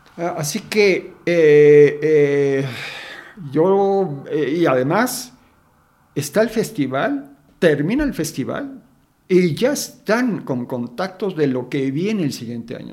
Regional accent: Mexico City, Mexico; also born or lived in Guadalajara; yo nací en Guadalajara. Ajá pero a las horas, casi casi en coche, me trajeron a la Ciudad de México.

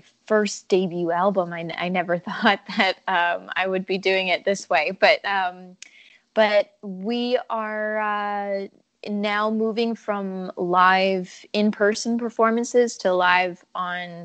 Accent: Canada; I'm a Canadian country music singer-songwriter

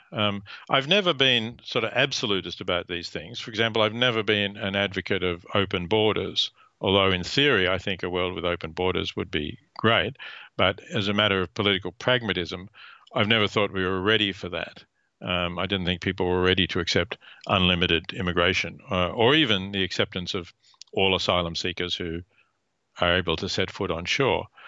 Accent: Australia; I was born in Australia

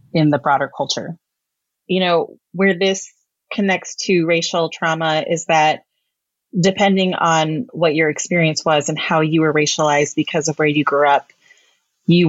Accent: Midwest, United States; also born or lived in Texas; I was born in Texas. I grew up largely, though, in different places within the Midwest

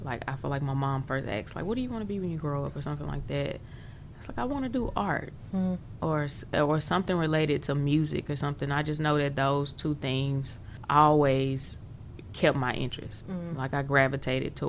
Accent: Jackson, Mississippi, United States; I actually grew up right here in Jackson, in this very area, downtown Jackson, really close to Ferris Street

